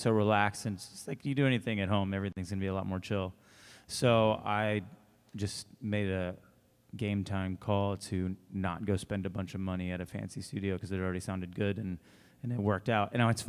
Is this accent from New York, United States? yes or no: no; Texas, United States; Well, Austin, one, because I always, growing up in Texas and playing rock and roll, you always kind of I mean, Austin rules.